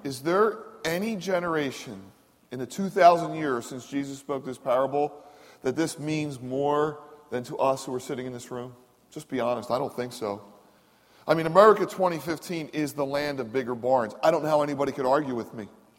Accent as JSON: {"language": "English", "town": "Philadelphia", "region": "Pennsylvania", "country": "United States", "tie": "born or raised there", "said": "I grew up in Philadelphia, and in Philadelphia there's sections like Mayfair and Fox Chase and so forth and so on."}